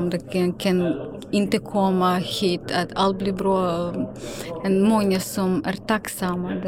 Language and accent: Swedish; Ukraine; Swedish is a second language; now in Sweden; Jag är långt borta från Ukraina men sådana känslor kan inte lämna mig. För att min mamma fortfarande är i Ukraina, hon vill inte lämna för henne är jätteviktigt, huset och släktingar.